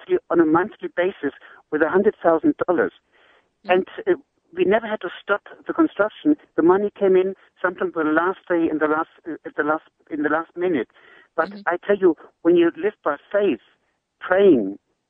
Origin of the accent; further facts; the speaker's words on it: Germany; accent: German; first language German; English is a second language; moved away as an adult; now in Peru; I'm German